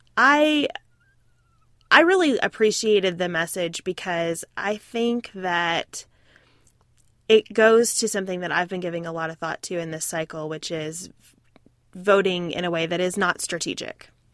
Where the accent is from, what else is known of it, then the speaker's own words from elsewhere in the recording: United States; being an American